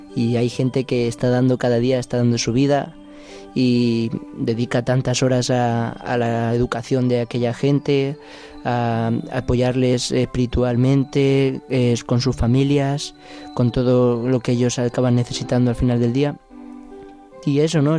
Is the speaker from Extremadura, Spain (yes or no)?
no; Casasimarro, Castilla-La Mancha, Spain; Soy de Casasimarro, un pueblo de Cuenca